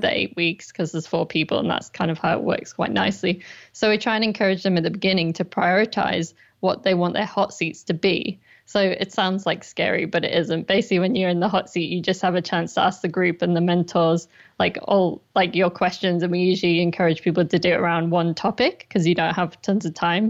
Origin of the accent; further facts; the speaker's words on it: Durham, North East England, United Kingdom; moved away as an adult; also born or lived in London; I'm actually from Durham in the northeast of England